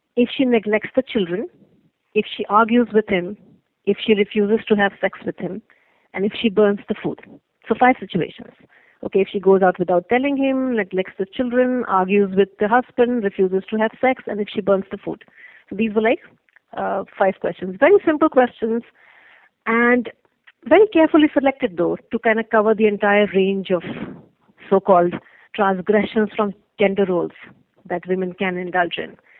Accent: India; moved away; I am originally from India

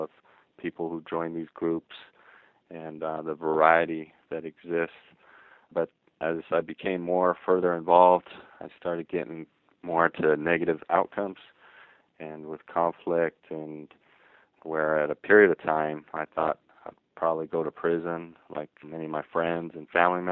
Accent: Ogden, Utah, United States; I'm from Ogden, Utah, and so it's not a place in the literature that's typically seen as where gangs are present.

